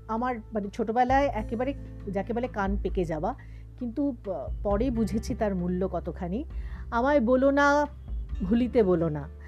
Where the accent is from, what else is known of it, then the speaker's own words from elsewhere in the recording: Tribeni, West Bengal, India; আসলে আমি হুগলি জেলার মেয়ে ত্রিবেণী টিস্যুতে আমার বেড়ে ওঠা সেখানেই সব কিছু পড়াশোনা ইত্যাদি